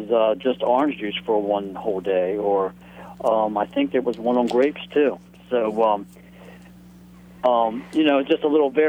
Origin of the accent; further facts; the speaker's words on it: Virginia Beach, Virginia, United States; I'm from Virginia Beach, and it was just uh, south of the Virginia border there. Um, yeah, the Dismal Swamp. It's in the Dismal Swamp area.